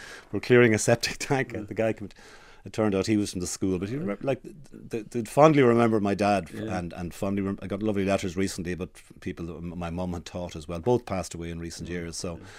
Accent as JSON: {"language": "English", "town": "Dundalk", "region": "Leinster", "country": "Ireland", "tie": "born or raised there", "said": "Yeah, I grew up in Dundalk, a great town to grow up in, and both my parents were teachers"}